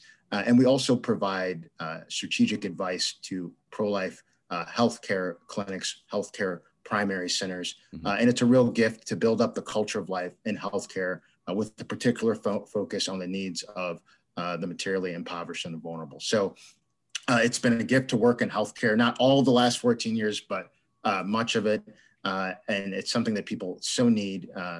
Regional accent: Michigan, United States; moved away; So I'm originally from Michigan

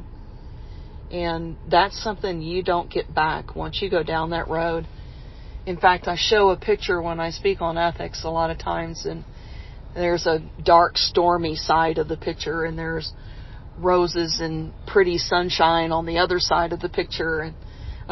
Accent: Texas, United States; my home state

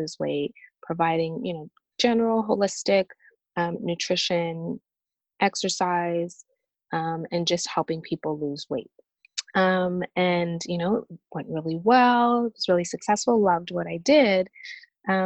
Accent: Canada; moved away as an adult; now in Nashville, United States; I'm Canadian and I actually relocated from Canada to the US. I'm now living near Nashville, Tennessee

